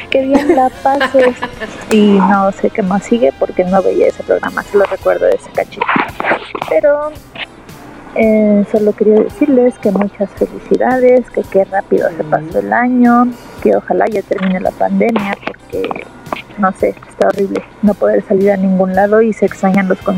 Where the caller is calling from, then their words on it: Guadalajara, Jalisco, Mexico; soy … de Guadalajara